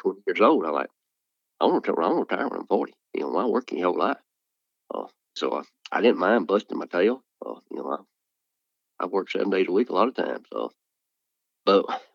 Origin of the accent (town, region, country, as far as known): Bruce, Mississippi, United States; born or raised there